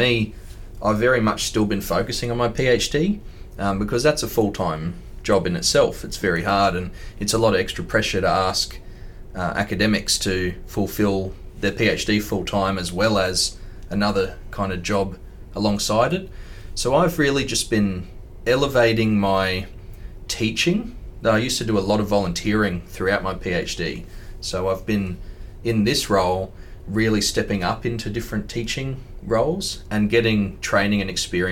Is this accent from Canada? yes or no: no; northeast Tasmania, Australia; now in Brisbane, Australia; I'm a trawlwoolway pakana from the northeast of Lutruwita, Tasmania